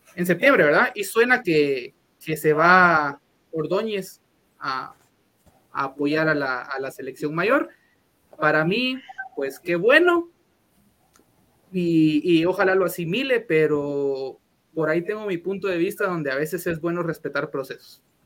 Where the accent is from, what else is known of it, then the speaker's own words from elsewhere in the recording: Guatemala; Somos tan malos guatemaltecos